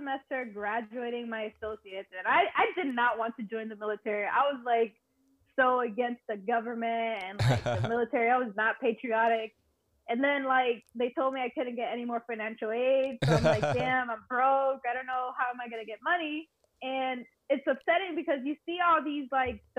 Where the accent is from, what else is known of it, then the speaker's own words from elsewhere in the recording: Miami, Florida, United States; also born or lived in Puerto Rico; I'm actually born and raised in Miami, Florida, but all my family is from Puerto Rico, so I'm Puerto Rican. I had some time moving back and forth from Miami and PR